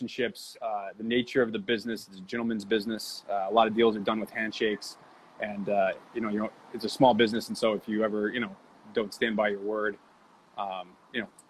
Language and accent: English; Massachusetts, United States; I grew up in Massachusetts.